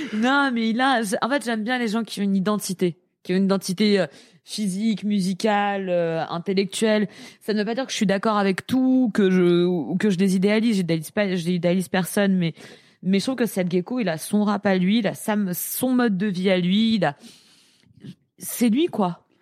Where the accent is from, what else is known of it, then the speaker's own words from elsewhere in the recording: Paris, Île-de-France, France; je suis parisienne euh, j'ai 28 ans